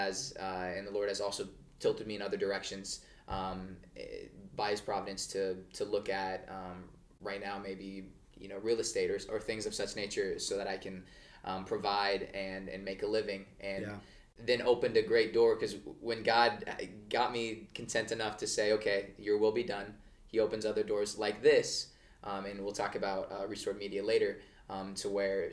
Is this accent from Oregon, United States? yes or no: yes; Oregon, United States; moved away as an adult; now in Phoenix, United States; I'm from Oregon